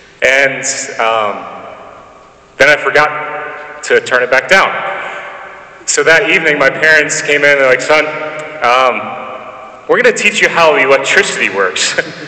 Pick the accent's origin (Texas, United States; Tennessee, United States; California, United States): Tennessee, United States; Nashville; So when I was a kid growing up in Nashville, and as you notice, I don't have a southern accent. That's one of the first things people point out to me about the fact that I'm from the south, but I don't like southern accent.